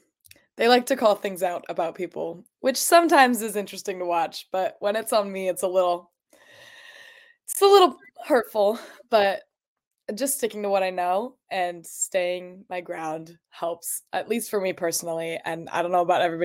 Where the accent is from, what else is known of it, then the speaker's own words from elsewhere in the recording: Oregon, United States; I'm from Oregon.